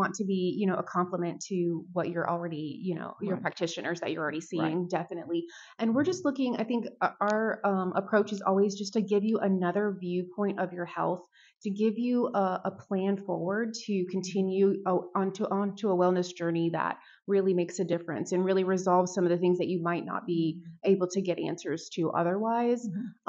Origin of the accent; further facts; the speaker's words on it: Charleston, South Carolina, United States; also born or lived in Pennsylvania; now in Murrells Inlet, United States; I was born in Pennsylvania, but raised in Charleston, South Carolina, and I'm a military brat. So raised on the military base in Charleston